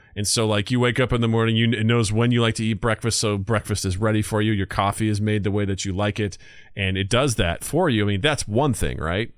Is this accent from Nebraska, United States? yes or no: no; rural Missouri, United States; moved away; my hometown in rural Missouri